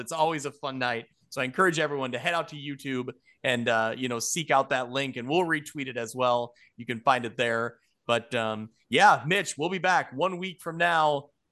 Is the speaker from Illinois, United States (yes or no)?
yes; Ottawa, Illinois, United States; growing up in Ottawa